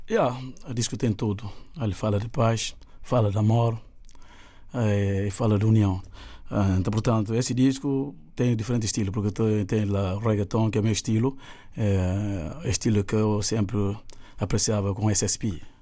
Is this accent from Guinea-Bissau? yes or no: yes; Guinea-Bissau; o que está a passar na minha terra, que é para mim a melhor terra do mundo, Guiné-Bissau